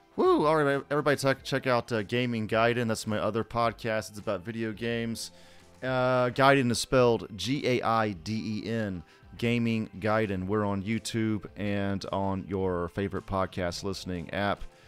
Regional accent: Atlanta and Alabama, the South, United States; we're from the South. Like, I'm from Atlanta and Alabama, so originally

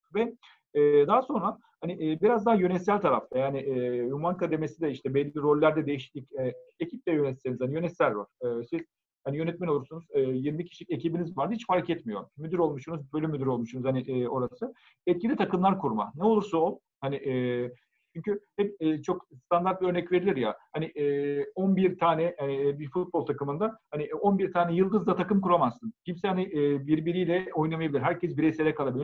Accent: Ankara, Turkey; 1973 Ankara doğumluyum ben.

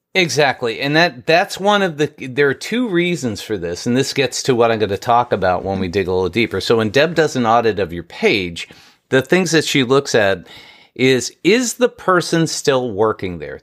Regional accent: New York, United States; I grew up in New York

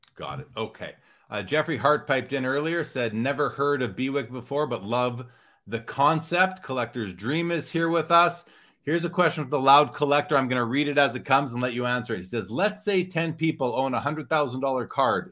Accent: Canada; as a Canadian

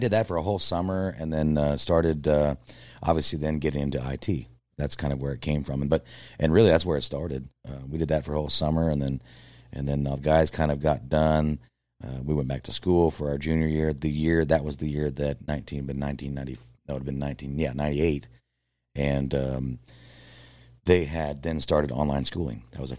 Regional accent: Ottawa, Kansas, United States; Ottawa, Kansas.

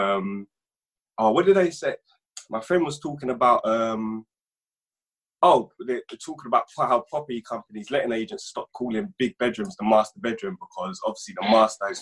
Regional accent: Jamaica; I'm Jamaican

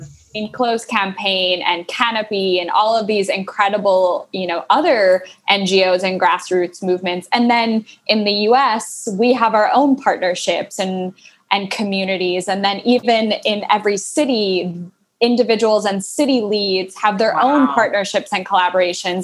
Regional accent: Midwest, United States; now in Minneapolis, United States; I'm from the Midwest. I'm in Minneapolis

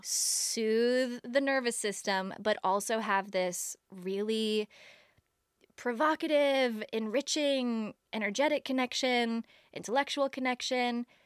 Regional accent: Toledo, Ohio, United States; I'm from Toledo, Ohio

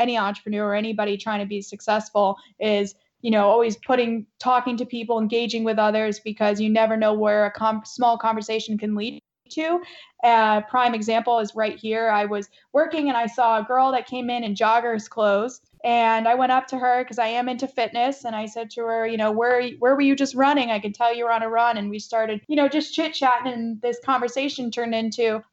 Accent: Middletown, Connecticut, United States; moved away as an adult; now in Tampa, United States; I grew up in Connecticut, Middletown, Connecticut.

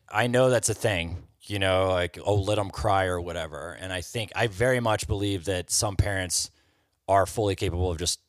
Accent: Oklahoma, United States; moved away; also born or lived in Minco, Oklahoma / Red Lodge, Montana; I'm from Oklahoma.

